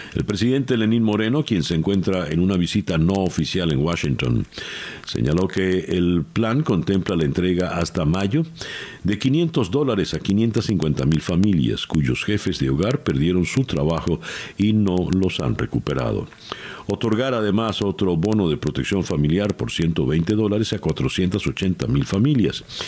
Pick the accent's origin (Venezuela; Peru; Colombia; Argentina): Venezuela